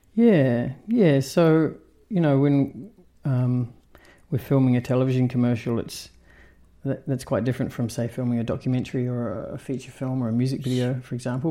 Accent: New Zealand; also born or lived in Australia; the town I grew up in in New Zealand

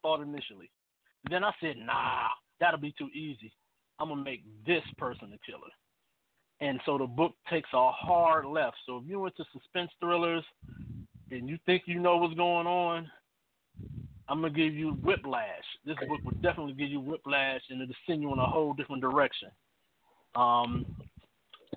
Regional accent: Cleveland, Ohio, United States; I'm from Cleveland, Ohio.

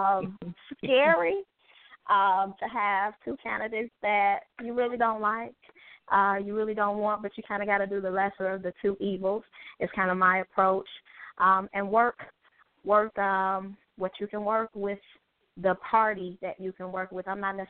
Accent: Chicago, Illinois, United States; the one and only. I am from Chicago, Illinois. I am first and foremost, I always say I am … which is an honor and a privilege to be attached to him, 18 months junior.

